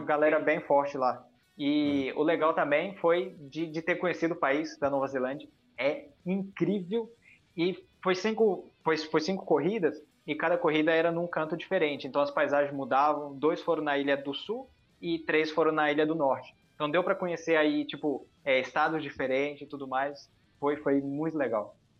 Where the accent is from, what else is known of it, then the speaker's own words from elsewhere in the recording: Japan; moved away; eu nasci no Japão